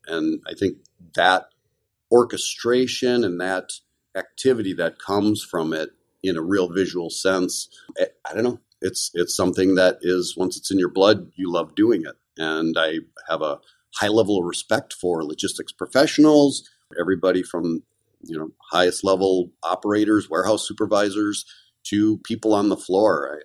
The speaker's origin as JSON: {"language": "English", "town": "Kenosha", "region": "Wisconsin", "country": "United States", "tie": "born or raised there", "said": "I grew up in a little town called Kenosha, Wisconsin, which is in the southeast corner"}